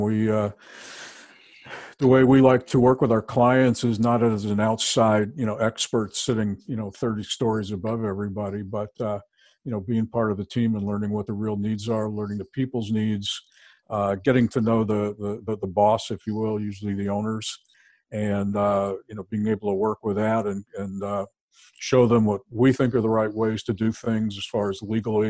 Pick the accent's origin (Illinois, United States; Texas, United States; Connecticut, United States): Connecticut, United States; Bridgeport; Bridgeport, Connecticut.